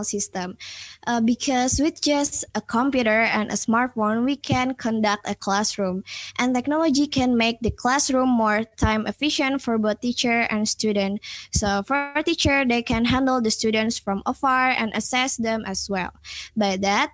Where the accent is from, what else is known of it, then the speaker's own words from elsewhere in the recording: Indonesia; I came from Indonesia